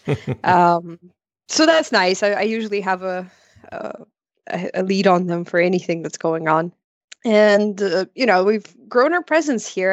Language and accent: English; Ukraine; also born or lived in Odesa, Ukraine; I'm from Ukraine